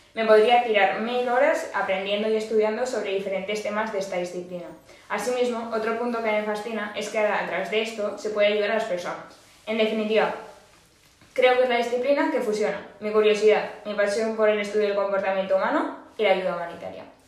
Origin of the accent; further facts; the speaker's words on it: Aragon, Spain; muy tozuda como buena maña